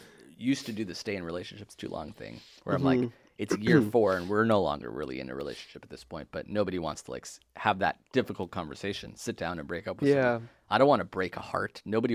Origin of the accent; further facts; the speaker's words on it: Israel; but I was born in Israel.